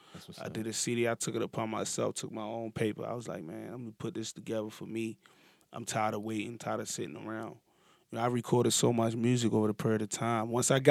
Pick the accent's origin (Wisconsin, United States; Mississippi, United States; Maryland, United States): Maryland, United States; Baltimore; Like, I'm from East Baltimore.